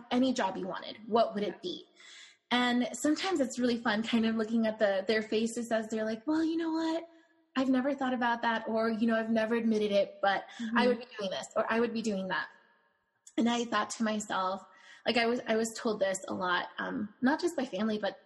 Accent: California, United States; now in Phoenix, United States; I live in Phoenix now, but I'm from California.

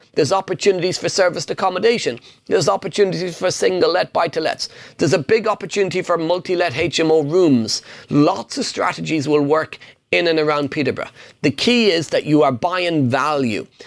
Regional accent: Ireland; English is a second language; I'm Irish. English is my second language

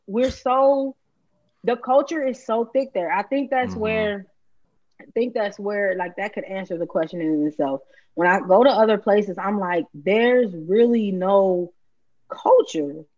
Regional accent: Chicago, Illinois, United States; Chicagoans only eat that shit when we really want it

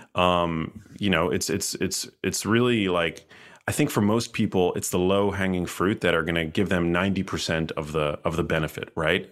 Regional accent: New York City, New York, United States; moved away as an adult; also born or lived in Miami; I'm from New York City

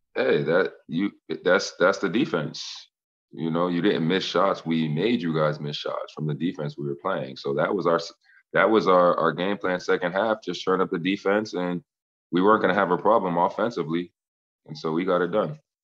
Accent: Boston, Massachusetts, United States; I'm from Boston, so I had a ton of people there.

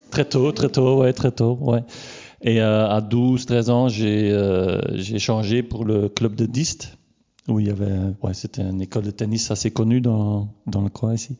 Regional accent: Leopoldsburg, Flanders, Belgium; j'ai grandi à Bourg-Léopold.

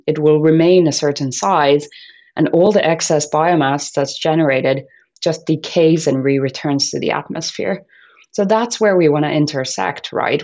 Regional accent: Finland; I was born and brought up in Finland

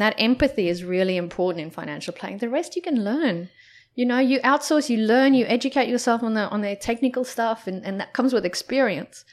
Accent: South Africa; moved away; growing up in South Africa

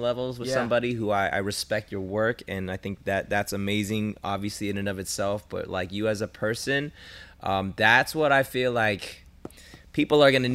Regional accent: Los Angeles, California, United States; I'm here. I'm LA.

